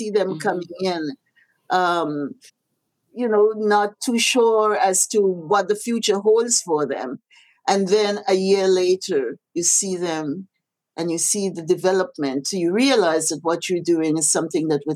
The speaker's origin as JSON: {"language": "English", "country": "Grenada", "tie": "born or raised there", "moved": "yes", "lives_now": "Canada", "said": "when I was growing up in Happy Hill"}